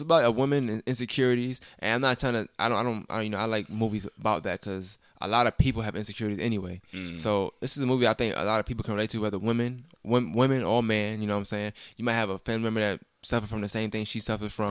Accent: New York City, New York, United States; I'm originally from Brooklyn

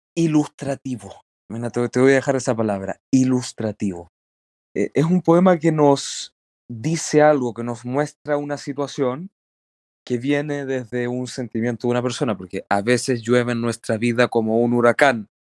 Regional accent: Chile; Aquí en Chile

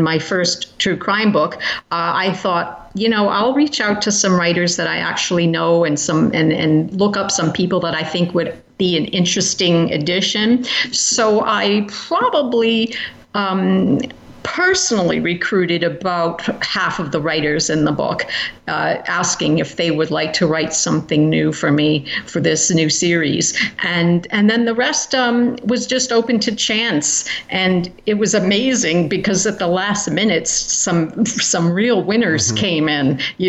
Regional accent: United Kingdom; now in United States; I'm also British and have lived in Britain for a number of years

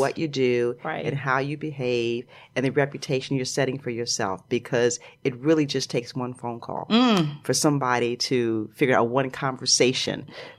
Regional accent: New York, United States; I went to the makeup store to get my makeup done. And I told them I was from New York.

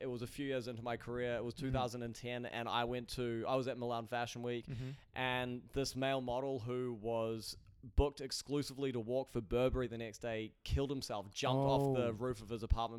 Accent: New Zealand; now in New York, United States; I was born and raised in New Zealand.

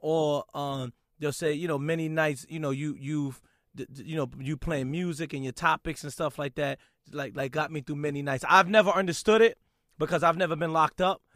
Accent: New York City, New York, United States; I'm from Brooklyn

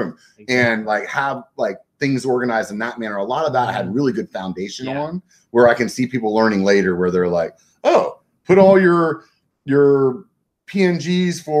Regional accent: Pennsylvania, United States; now in California, United States; I grew up in Pennsylvania.

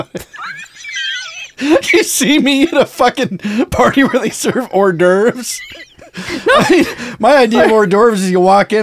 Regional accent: North Dakota, United States; You're right. I did.

